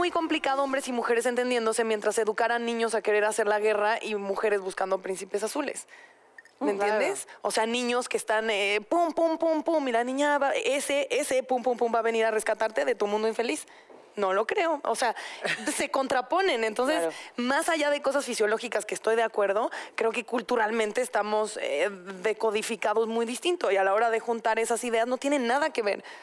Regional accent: Mexico; como buena mexicana

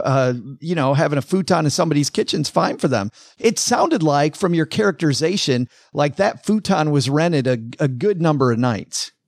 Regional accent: Detroit, Michigan, United States; moved away as an adult; now in Texarkana, United States; I'm from Detroit

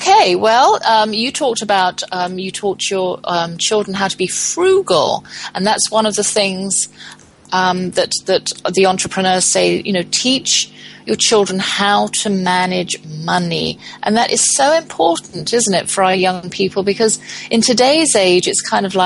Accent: England, United Kingdom; moved away; I'm from England

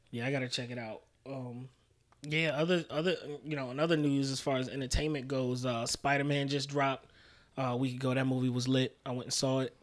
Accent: New York City, New York, United States; also born or lived in Albany, New York; I was raised in Queens. I was born in Albany, but was raised in Queens.

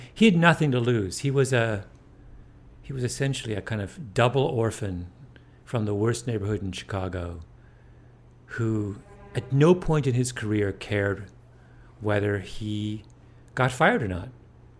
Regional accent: Canada; I mean, I grew up in Canada, and we got English News, mm-hmm. in the 70s, or the CBC basically just picked up a lot of...

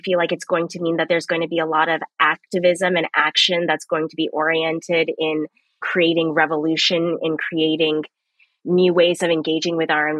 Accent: Kenya; growing up in Kenya, I would always be on like the receiving end of groups of predominantly white people coming into like Jomo Kenyatta Airport when like I'm coming to see my family

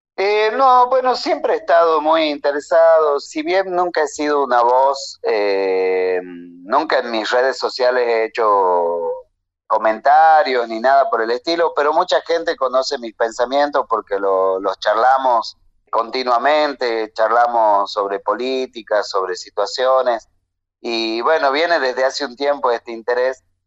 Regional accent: Humahuaca, Jujuy, Argentina; also born or lived in La Plata; en mi pueblo natal, en Humahuaca

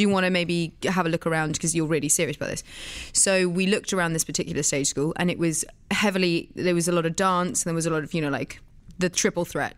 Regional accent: Oxfordshire, South East England, United Kingdom; also born or lived in London; I was born in London, but raised in the countryside around London, sort of in Oxfordshire.

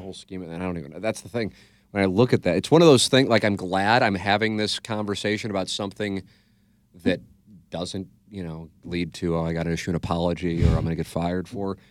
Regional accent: St. Louis, Missouri, United States; Saint Louis is fine. It's my hometown

